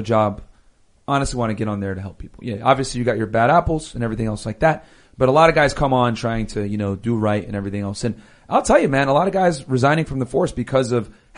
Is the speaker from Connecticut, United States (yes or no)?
yes; Connecticut, United States; now in Florida, United States; I'm originally from Connecticut